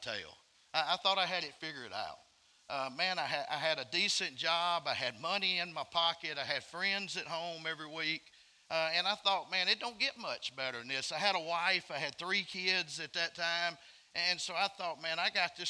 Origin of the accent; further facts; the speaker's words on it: Alabama, United States; I'm from Alabama. I'm not from Mississippi